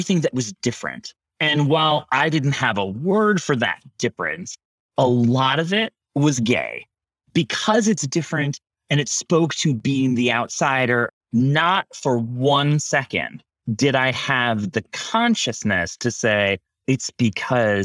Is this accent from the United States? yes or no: yes; Rochester, New York, United States; I grew up in Rochester, New York, like Canada, New York.